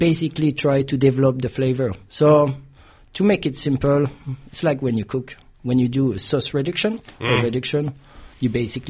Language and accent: English; Ventimiglia, Liguria, Italy; English is a second language; also born or lived in France; now in Australia; Often I was sleeping in Italy and living in France. Basically, I'm from the border of France and Italy.